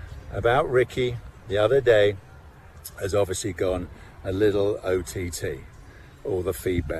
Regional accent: United Kingdom; I'm a Brit.

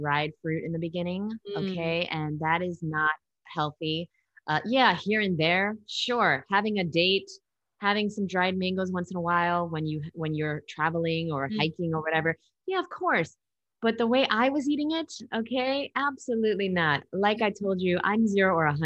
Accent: New York, United States; I'm from New York

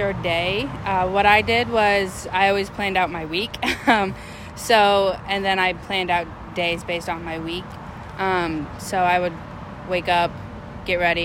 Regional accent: Aroostook County, Maine, United States; I'm from Arusa County

